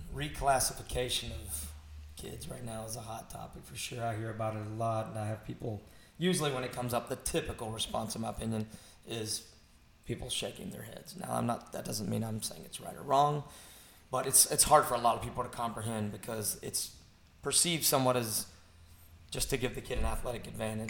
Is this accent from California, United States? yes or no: no; Kentucky, United States; we're from Kentucky